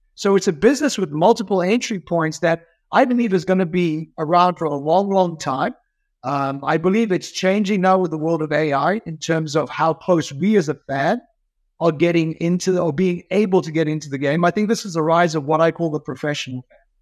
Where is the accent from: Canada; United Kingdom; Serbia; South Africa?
South Africa; moved away; growing up in South Africa